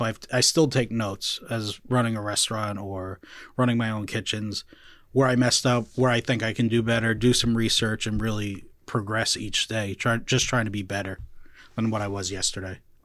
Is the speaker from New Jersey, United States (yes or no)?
yes; Clifton, New Jersey, United States; I grew up in Clifton